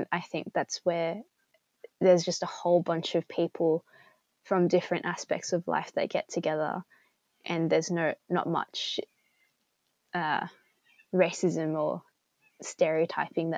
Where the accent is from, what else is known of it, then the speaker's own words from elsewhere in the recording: Sydney, New South Wales, Australia; I was from Sydney